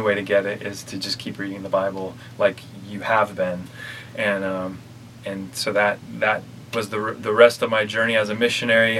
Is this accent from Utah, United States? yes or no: yes; Kaysville, Utah, United States; also born or lived in Orlando, Florida; I grew up in Utah